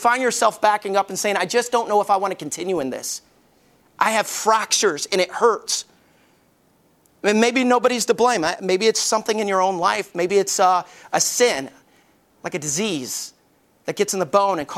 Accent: Alabama, United States; I grew up in Alabama and my closest friend was Bubba.

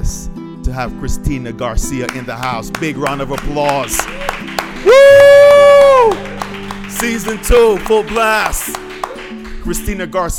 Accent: Jamaica; I'm Jamaican

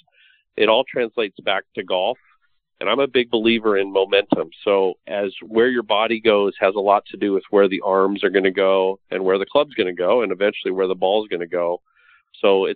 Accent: Los Angeles, California, United States; I grew up in Hollywood as a kid

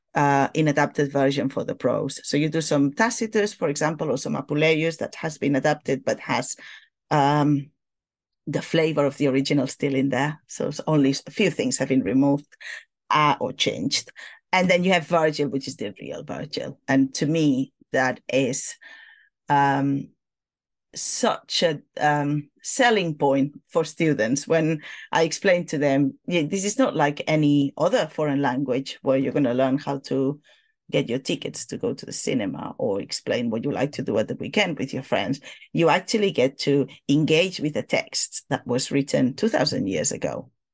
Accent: Barcelona, Catalonia, Spain; first language Catalan and Spanish; English is a second language; moved away as an adult; now in London, United Kingdom; I studied in Barcelona when I was growing up

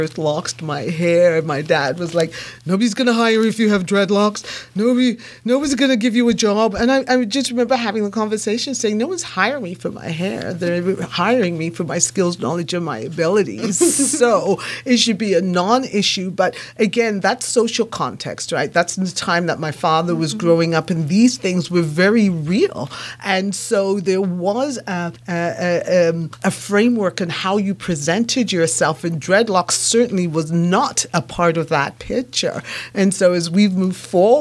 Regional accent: England, United Kingdom; I was born and raised in England

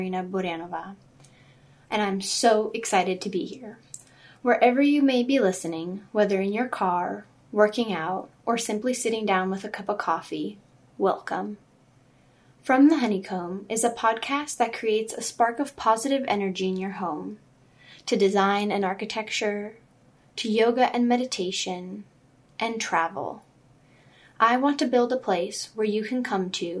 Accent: Southern California, United States; also born or lived in Czech Republic / New Hampshire / Chicago; now in Orange County, United States; mainly grew up in Southern California

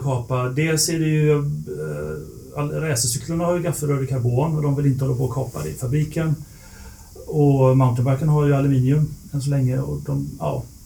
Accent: Lerum, Västra Götaland, Sweden; Jag är från Lerum utanför Göteborg

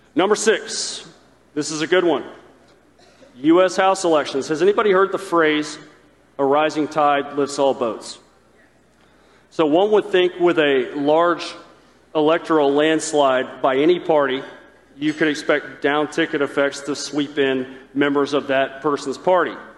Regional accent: the South, United States; I grew up in the South

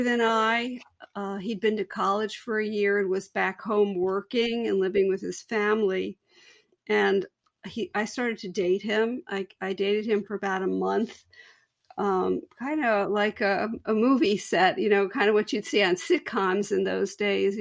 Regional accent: New Jersey, United States; now in Pennsylvania, United States; I was a senior in a big suburban high school in New Jersey.

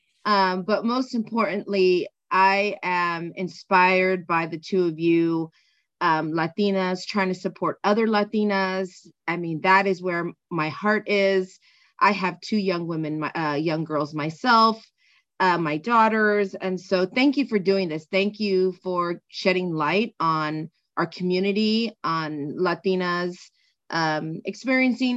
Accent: San Gabriel Valley, California, United States; also born or lived in East Los Angeles; now in Santa Clarita, United States; I now live in Santa Clarita, and I grew up in the San Gabriel Valley

